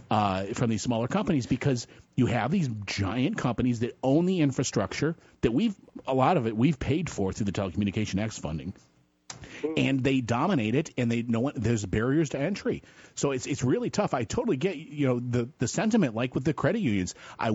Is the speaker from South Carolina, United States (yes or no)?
no; Fairport, New York, United States; I grew up in Fairport, New York.